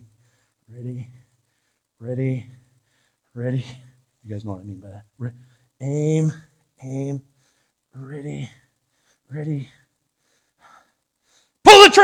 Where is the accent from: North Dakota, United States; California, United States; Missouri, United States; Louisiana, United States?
California, United States; San Diego; I'm from San Diego.